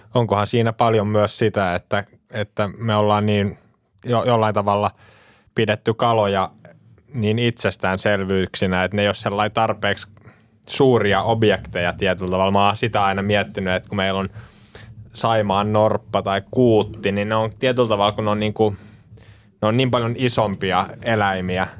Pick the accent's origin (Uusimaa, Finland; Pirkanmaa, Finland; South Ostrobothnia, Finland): Uusimaa, Finland; Vihti; me ollaan Vihdistä kotoisin ja siellä virtaa tietenkin Vihtijoki